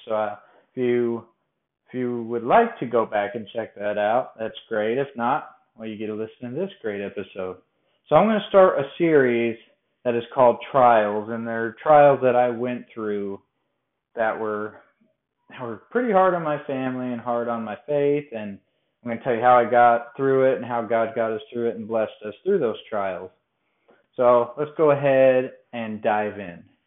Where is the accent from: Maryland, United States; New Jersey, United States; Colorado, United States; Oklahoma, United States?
Colorado, United States; now in Bowling Green, United States; I'm from Colorado